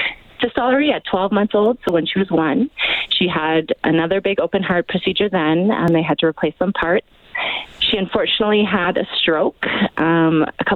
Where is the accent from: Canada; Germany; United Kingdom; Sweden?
Canada; Calgary, Alberta; We're from Calgary.